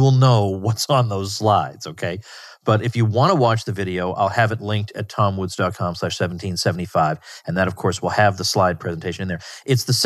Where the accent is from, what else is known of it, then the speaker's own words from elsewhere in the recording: Massachusetts, United States; moved away; Massachusetts, my home state, recently, I don't live there anymore